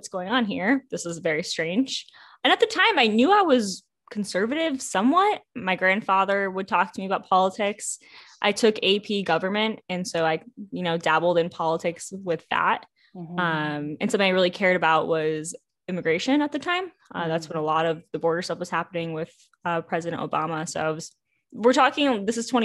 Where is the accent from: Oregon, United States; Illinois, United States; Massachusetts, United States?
Massachusetts, United States; Springfield; now in Boston, United States; I grew up in Western Massachusetts